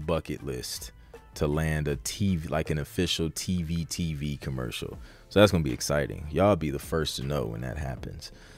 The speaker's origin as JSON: {"language": "English", "region": "Midwest", "country": "United States", "also_born_or_lived": "Ohio", "said": "I'm from the Midwest"}